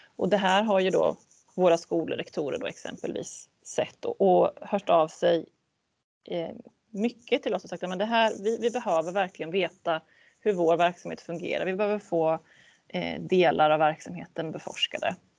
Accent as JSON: {"language": "Swedish", "area": "a municipality neighbouring Västervik", "region": "Kalmar County", "country": "Sweden", "tie": "born or raised there", "said": "jag bodde i en, en grannkommun till Västervik som var betydligt mindre"}